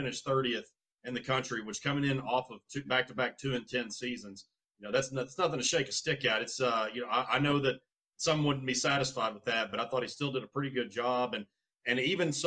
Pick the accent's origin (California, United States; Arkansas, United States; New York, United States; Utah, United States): Arkansas, United States; Central; moved away as an adult; also born or lived in San Antonio, Texas; born and raised in Central Arkansas